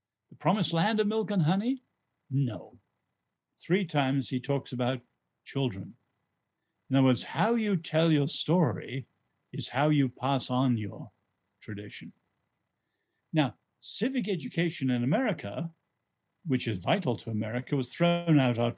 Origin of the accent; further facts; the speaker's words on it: England, United Kingdom; also born or lived in Asia; I'm English. I was born in Asia. I'm not American